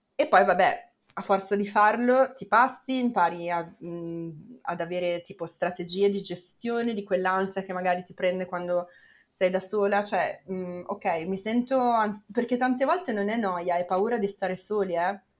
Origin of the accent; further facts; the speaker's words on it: Milan, Lombardy, Italy; io per esempio sono cresciuta a Milano